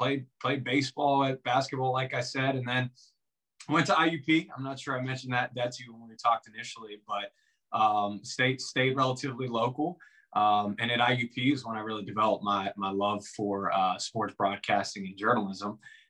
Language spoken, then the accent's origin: English; New Kensington, Pennsylvania, United States; also born or lived in Pittsburgh; I grew up in New Kensington, went to Valley High School, a small suburb, 30 miles, outside of the city. And of course, just grew up like any kind of normal Pittsburgh kid.